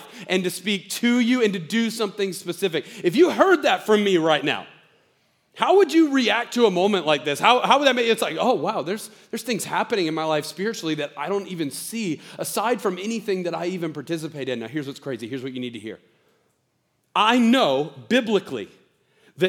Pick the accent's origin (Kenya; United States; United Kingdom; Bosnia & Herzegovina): United States; the South; I'm from the South